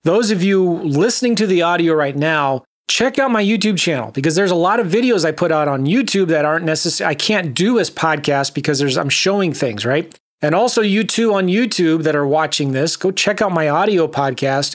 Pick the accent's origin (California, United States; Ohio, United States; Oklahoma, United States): California, United States; San Diego; also born or lived in Los Angeles; I was raised in San Diego. I was born in LA, raised in San Diego